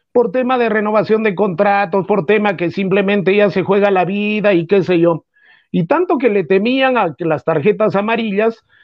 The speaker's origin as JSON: {"language": "Spanish", "country": "Peru", "said": "Pero como somos peruanos"}